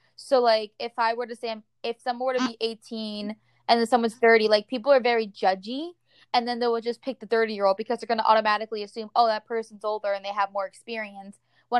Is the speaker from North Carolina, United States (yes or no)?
no; New Jersey, United States; now in Florida, United States; I also feel like when I moved from Jersey to Florida, even though it's still the US, I feel like I got a culture shock